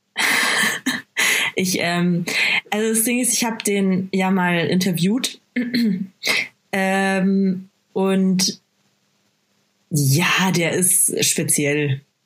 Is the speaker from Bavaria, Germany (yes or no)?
yes; Bad Aibling, Bavaria, Germany; first language German; Ich bin geboren und aufgewachsen in Bad Aibling